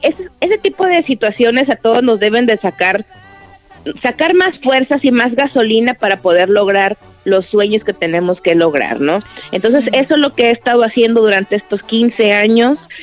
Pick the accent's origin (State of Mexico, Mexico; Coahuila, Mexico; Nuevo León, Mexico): Coahuila, Mexico; Torreón; soy de Torreón, Coahuila